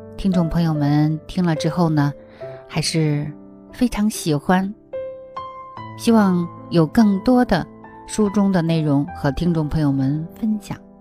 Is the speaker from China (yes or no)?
yes; China; now in Australia; 在我们国内的学校